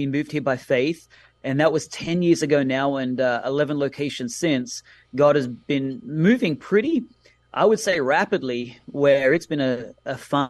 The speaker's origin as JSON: {"language": "English", "country": "Australia", "accent": "Australian", "moved": "as an adult", "lives_now": "Mountain View, United States", "said": "As you can hear, my accent is Australian, so pronunciation is something I struggle with myself."}